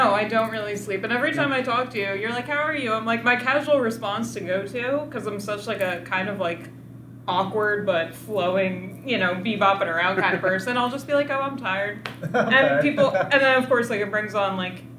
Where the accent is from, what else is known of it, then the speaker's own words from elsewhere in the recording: Washington, District of Columbia, United States; it's like my hometown team